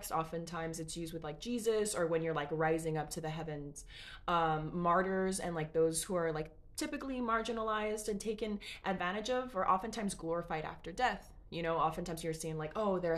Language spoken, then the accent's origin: English; Los Angeles, California, United States; I'm Mexican American, and we live in Los Angeles